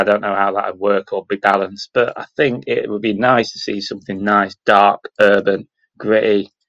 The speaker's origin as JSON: {"language": "English", "country": "United Kingdom", "accent": "northern", "said": "Hope you can understand my northern accent."}